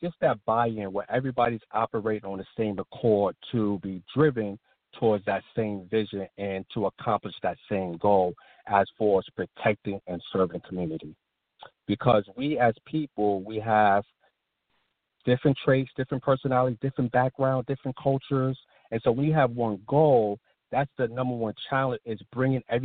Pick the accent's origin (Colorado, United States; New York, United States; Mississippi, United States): New York, United States; New York City; moved away as an adult; I'm originally from New York. I grew up in Brooklyn and Queens, New York